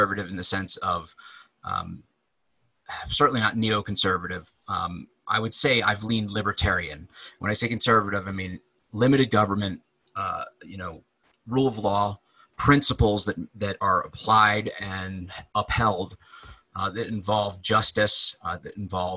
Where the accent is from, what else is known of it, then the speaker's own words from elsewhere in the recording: Delaware, United States; I grew up in Delaware